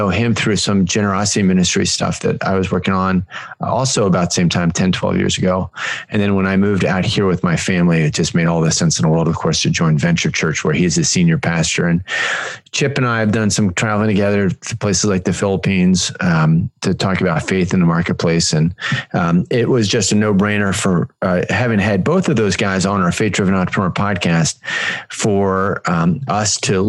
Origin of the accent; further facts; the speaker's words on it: North Carolina, United States; I live in Northern California now, but I came out here from North Carolina.